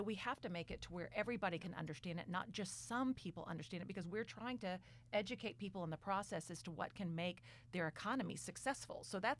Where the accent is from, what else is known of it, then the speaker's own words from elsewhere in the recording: Texas, United States; now in Arkansas, United States; I grew up in Texas. I've spent more time here in the state of Arkansas